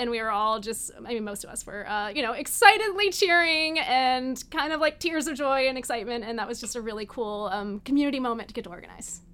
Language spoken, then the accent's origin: English; Tennessee, United States; moved away; also born or lived in New York; people that I knew back in my hometown in Tennessee